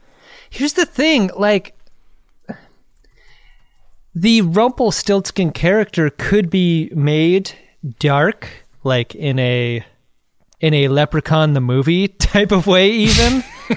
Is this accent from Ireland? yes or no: yes; Ireland; because I don't know if you've noticed, I'm Irish, and my people have fought for a long time against this fucking stereotype.